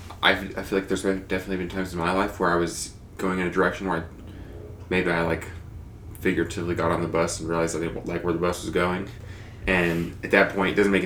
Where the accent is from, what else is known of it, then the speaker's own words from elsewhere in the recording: Wyoming, United States; And so growing up in Wyoming, it's taught me that, or I've learned, or I've accepted that, hey, I'm from Wyoming, and these are things that people are from Wyoming do. And this is partially who I am because of where I'm from.